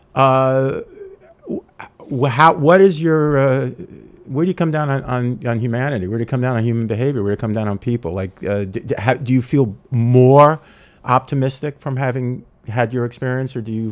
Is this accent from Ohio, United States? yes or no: no; New York City, New York, United States; moved away; also born or lived in Los Angeles; growing up in New York City and living a lot of my life in Los Angeles